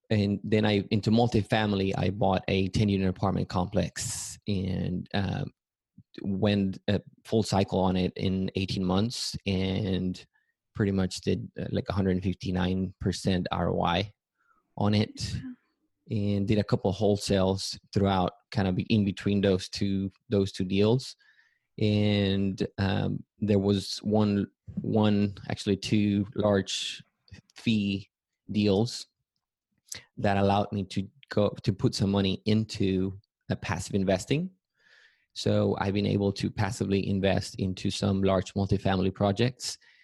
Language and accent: English; Matamoros, Tamaulipas, Mexico; moved away as an adult; also born or lived in Mérida, Yucatán, Mexico / Texas; now in San Antonio, United States; I grew up in Matamoros, Tamaulipas, which is also in Mexico. I lived there until I graduated from high school